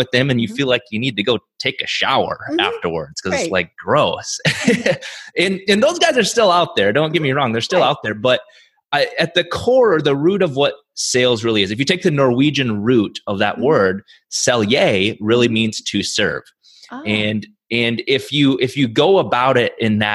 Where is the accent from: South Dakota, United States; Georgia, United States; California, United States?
South Dakota, United States; I grew up in South Dakota, small town South Dakota.